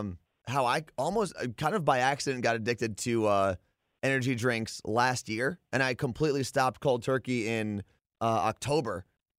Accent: New Jersey, United States; First off, growing up in New Jersey, I mean, a bagel with cream cheese was like this staple.

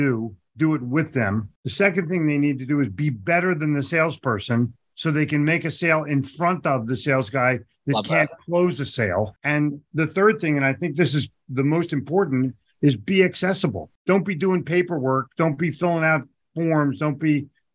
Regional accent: United States; moved away; also born or lived in Charlotte; growing up in Philadelphia, New York

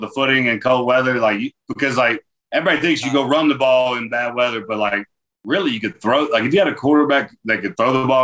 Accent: Florida, United States; moved away; also born or lived in Wisconsin; I was raised in Florida and played football in Florida

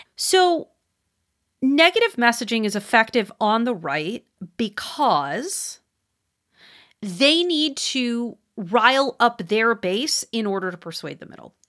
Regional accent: Wisconsin, United States; moved away; I don't live there anymore, but I'm from there, Wisconsin

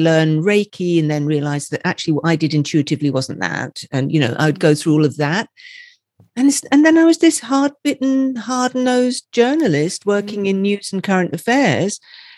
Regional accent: Scotland, United Kingdom; So I am from Scotland. I don't sound it, I know, but I am from Scotland.

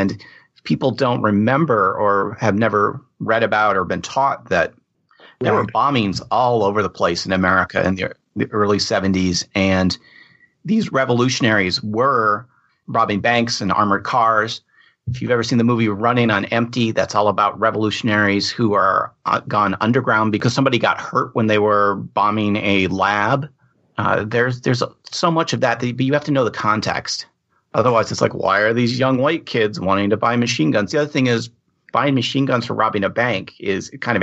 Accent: Ann Arbor, Michigan, United States; I grew up in Ann Arbor, Michigan

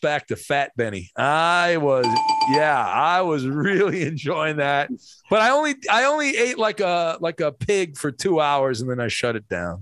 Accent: Irvine, California, United States; I grew up in Irvine

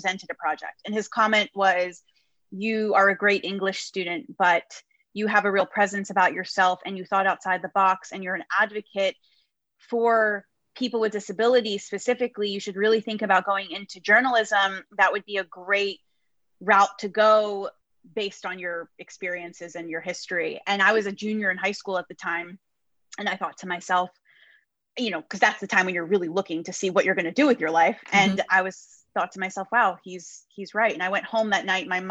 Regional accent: New Jersey, United States; I grew up in New Jersey.

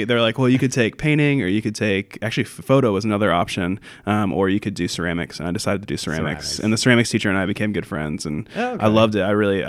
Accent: Columbus, Ohio, United States; also born or lived in Chicago; I'm from Columbus, Ohio originally.

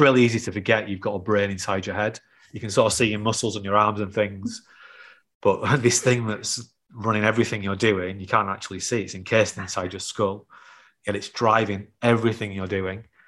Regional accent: the north of England, United Kingdom; accent: North of England; my North of England accent

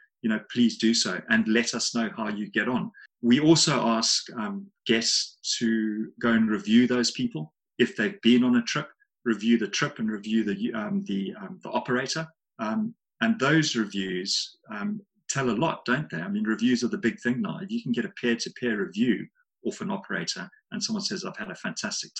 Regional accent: Zimbabwe; moved away; also born or lived in Harare, Zimbabwe / South Africa / Victoria Falls, Zimbabwe; I grew up in Zim. I grew up in a ranch in the southeast of the country.

